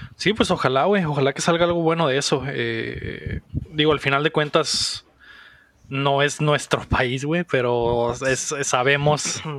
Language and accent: Spanish; Mexico; como mexicanos, güey, creo que, creo que no tenemos esas sensibilidades todavía, güey. O sea, güey, crecimos en una, en un país